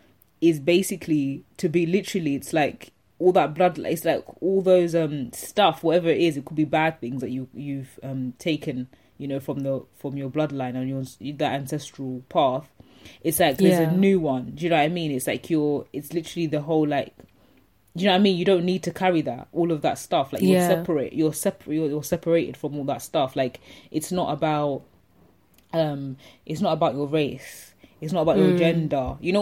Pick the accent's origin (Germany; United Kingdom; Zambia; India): Zambia; I'm from Zambia